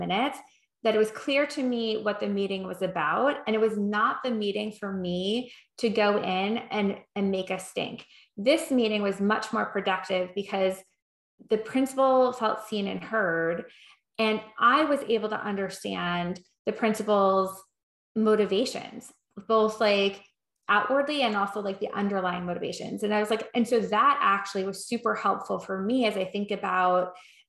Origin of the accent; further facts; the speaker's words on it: New York, United States; I am from New York